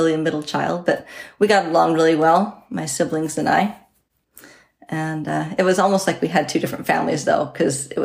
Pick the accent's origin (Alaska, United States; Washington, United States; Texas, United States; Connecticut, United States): Washington, United States; Selah; I grew up in Selah, Washington. It's just outside Yakima